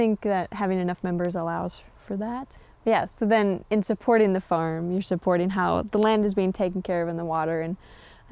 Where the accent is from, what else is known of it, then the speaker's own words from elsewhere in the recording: Mankato, Minnesota, United States; also born or lived in Litchfield, Minnesota / Morris, Minnesota; I'm originally from Mankato, Minnesota. I've got a big family there